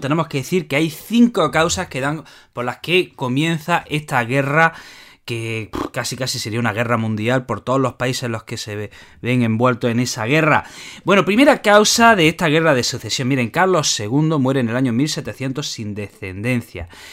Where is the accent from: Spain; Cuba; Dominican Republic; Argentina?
Spain